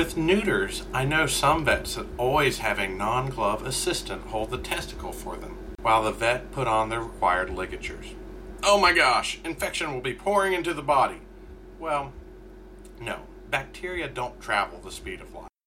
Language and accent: English; Kentucky, United States; I'm from Kentucky. We don't have a lot of millionaires in the state